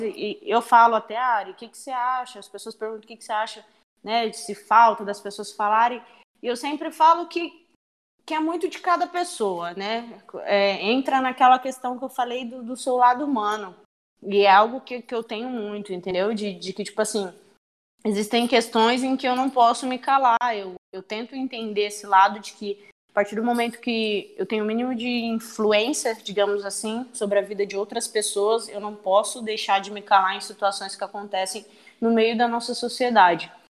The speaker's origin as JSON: {"language": "Portuguese", "town": "São Luís", "region": "Maranhão", "country": "Brazil", "tie": "born or raised there", "moved": "yes", "lives_now": "São Paulo, Brazil", "said": "eu sou de São Luís do Maranhão"}